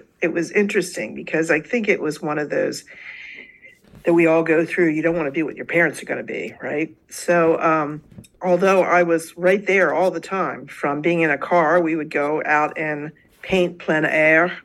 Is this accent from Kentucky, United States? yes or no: no; Delaware, United States; I actually was born and raised in Delaware, so I've lived here practically all my life